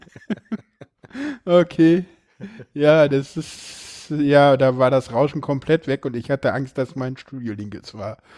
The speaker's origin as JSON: {"language": "German", "region": "Berlin", "country": "Germany", "said": "ich komme ja hier aus Berlin"}